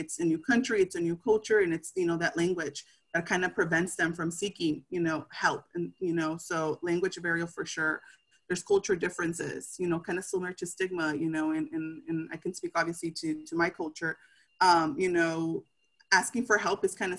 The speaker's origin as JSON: {"language": "English", "country": "United States", "tie": "born or raised there", "said": "I did have, you know, the privilege to, I guess, be born here."}